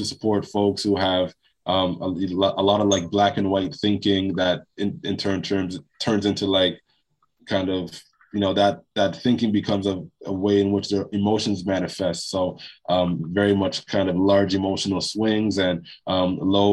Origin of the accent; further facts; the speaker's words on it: Toronto, Ontario, Canada; also born or lived in Jamaica; I was born in Jamaica. I came to Toronto when I was 2 years old. Also, you know, Toronto, when I was growing up in the 90s